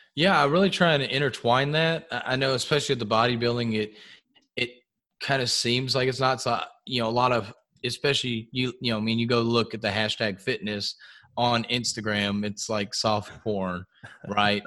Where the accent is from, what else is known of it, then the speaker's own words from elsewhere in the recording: outside of the Houston area, Texas, United States; we grew up outside of the Houston area